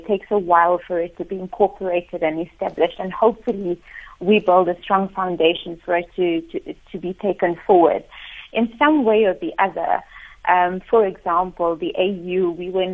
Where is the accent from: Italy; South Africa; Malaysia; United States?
South Africa; our South African context